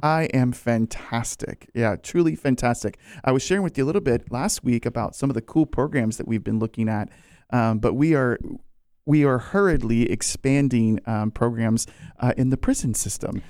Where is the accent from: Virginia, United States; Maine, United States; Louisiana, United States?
Virginia, United States; moved away as an adult; now in Florida, United States; I grew up in Virginia